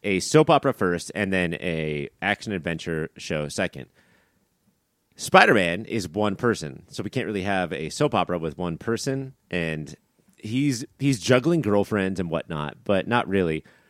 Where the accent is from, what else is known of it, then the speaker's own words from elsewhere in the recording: Southern California, United States; the voice that I grew up with on Fox Eleven in Southern California